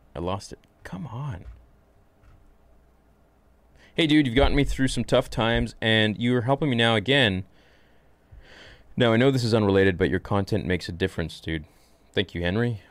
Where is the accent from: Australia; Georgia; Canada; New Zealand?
Canada; I'm Canadian